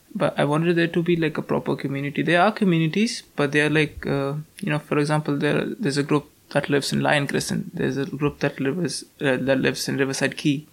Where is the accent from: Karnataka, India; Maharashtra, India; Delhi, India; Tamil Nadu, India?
Delhi, India; English is a second language; moved away as an adult; now in Stirling, United Kingdom; I'm from Delhi, which is like thrice the size of London